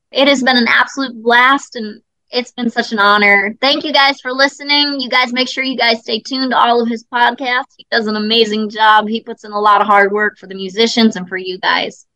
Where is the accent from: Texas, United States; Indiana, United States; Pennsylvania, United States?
Indiana, United States; I love my home state of Indiana